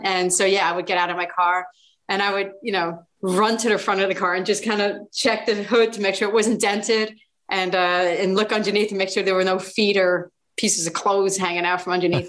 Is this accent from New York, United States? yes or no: yes; New York City, New York, United States; I'm going to do a 5-minute set about growing up in the Bronx.